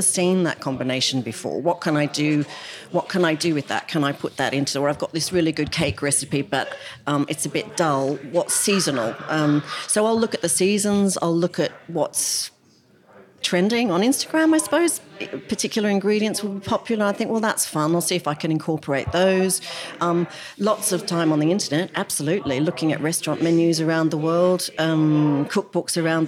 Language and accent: English; Australia; moved away as an adult; now in United Kingdom; when I grew up in Australia